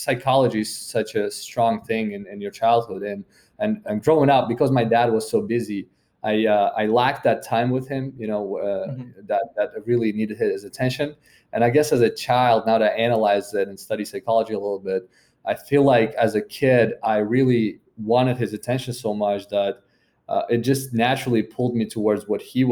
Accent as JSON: {"language": "English", "country": "Uzbekistan", "moved": "as an adult", "lives_now": "United States", "said": "when you come from a country like Uzbekistan"}